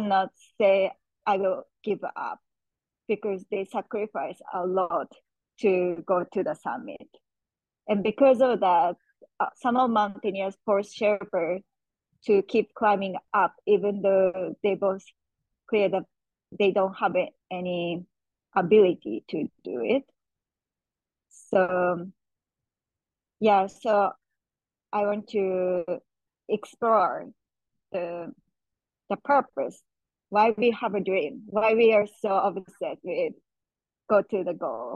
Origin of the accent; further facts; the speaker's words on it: Japan; moved away; I'm born and raised in Japan